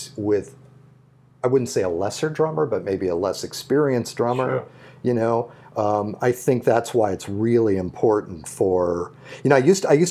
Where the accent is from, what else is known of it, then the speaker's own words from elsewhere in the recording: St. Louis, Missouri, United States; I grew up in St. Louis